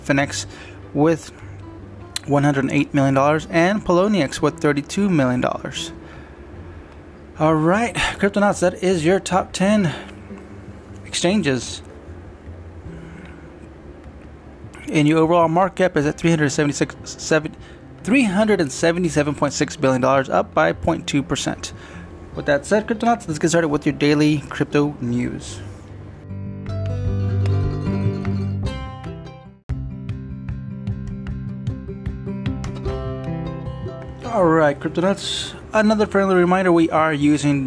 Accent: United States; as an American nation

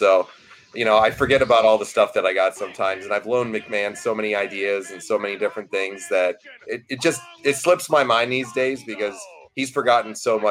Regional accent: Binghamton, New York, United States; my hometown of Binghamton

